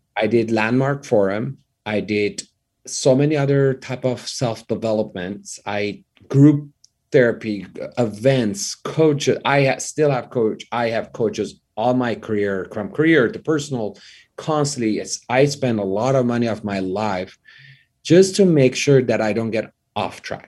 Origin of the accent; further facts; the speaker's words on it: Tehran, Tehran Province, Iran; English is a second language; moved away as an adult; now in Los Angeles, United States; I grew up in Iran